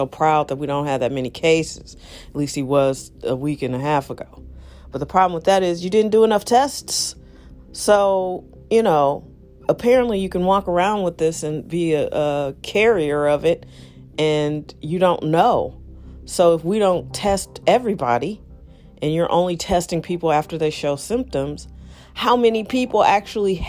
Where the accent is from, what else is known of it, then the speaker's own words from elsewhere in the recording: St. Louis, Missouri, United States; I am broadcasting from St. Louis, Missouri, the heart of America in a lot of ways.